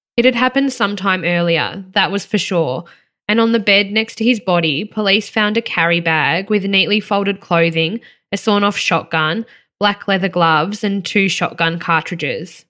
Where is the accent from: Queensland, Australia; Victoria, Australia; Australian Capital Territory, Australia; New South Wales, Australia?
Victoria, Australia; growing up in Victoria